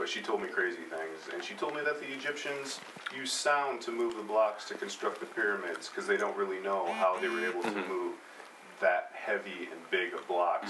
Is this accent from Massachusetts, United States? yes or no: no; Iowa, United States; moved away; I grew up in Iowa. I was born in Iowa.